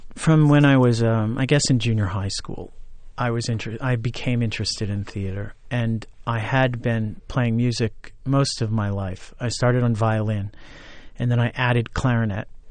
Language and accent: English; Orange County, New York, United States; moved away as an adult; also born or lived in Ithaca, New York; I went to Orange County Community College in my hometown as a music major